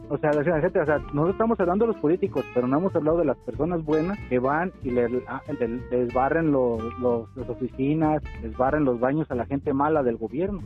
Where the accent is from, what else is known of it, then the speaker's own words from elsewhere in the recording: Mexico; yo siendo mexicano